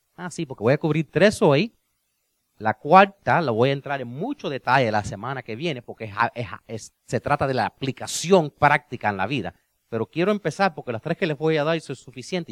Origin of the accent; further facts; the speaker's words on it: Cuba; yo soy cubano